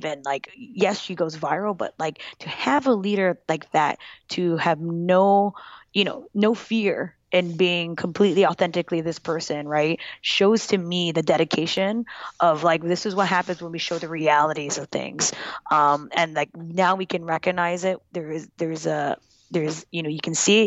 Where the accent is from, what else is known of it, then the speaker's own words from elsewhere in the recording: Kalihi, Hawaii, United States; moved away; I was from Cali